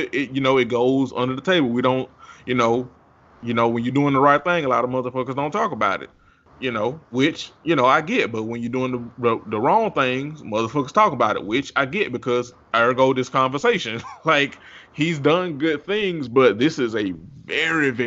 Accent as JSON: {"language": "English", "region": "Georgia", "country": "United States", "said": "I'm from Georgia and it's the city"}